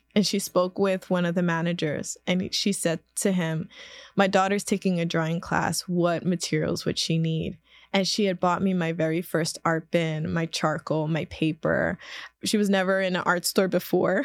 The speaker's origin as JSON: {"language": "English", "town": "Philadelphia", "region": "Pennsylvania", "country": "United States", "tie": "born or raised there", "said": "I was born and raised in South Philadelphia, right by the Ninth Street Market"}